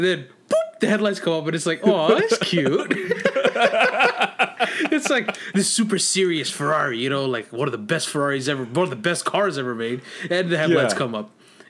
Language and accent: English; Northern California, United States; I'm from Northern California.